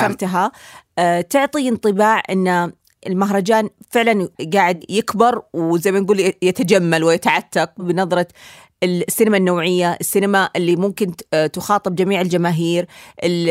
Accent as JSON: {"language": "Arabic", "country": "Saudi Arabia", "said": "بالنسبه لي انا كسعوديه"}